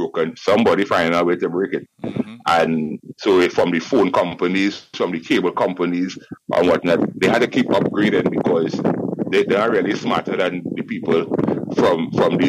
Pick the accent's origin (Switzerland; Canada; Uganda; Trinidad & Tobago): Trinidad & Tobago; Laventille; growing up in Laventille